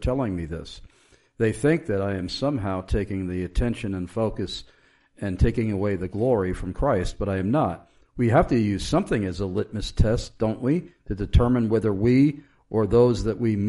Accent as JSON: {"language": "English", "area": "Long Island", "region": "New York", "country": "United States", "moved": "yes", "said": "I'm originally from Long Island"}